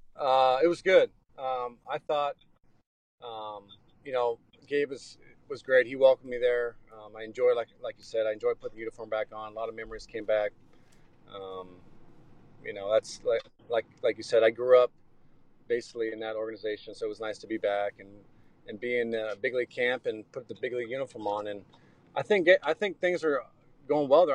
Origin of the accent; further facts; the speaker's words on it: Seattle, Washington, United States; moved away; I grew up in Seattle